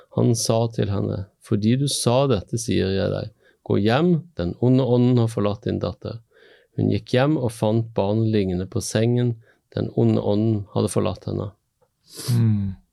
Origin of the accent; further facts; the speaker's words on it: Stavanger, Rogaland, Norway; moved away as an adult; also born or lived in Bergen; now in Møre, Norway; har sjøl vokst opp i by. Sant? Jeg er fra Stavanger.